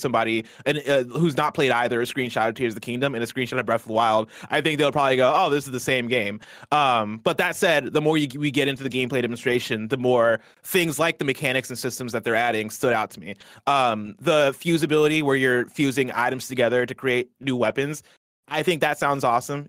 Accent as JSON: {"language": "English", "region": "Midwest", "country": "United States", "also_born_or_lived": "Nigeria / Seattle", "moved": "yes", "lives_now": "San Francisco, United States", "said": "I'm from the Midwest. I lived in Nigeria."}